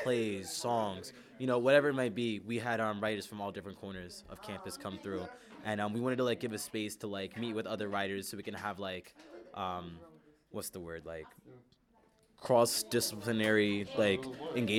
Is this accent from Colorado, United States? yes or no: no; Philadelphia, Pennsylvania, United States; I'm from North Philly